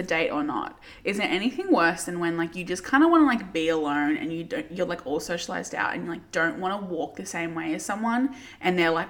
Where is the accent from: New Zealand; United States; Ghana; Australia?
Australia; Werribee, Victoria; born or raised there